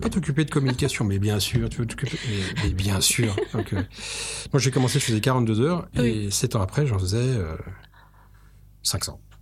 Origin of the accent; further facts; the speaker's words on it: France; En France, on aime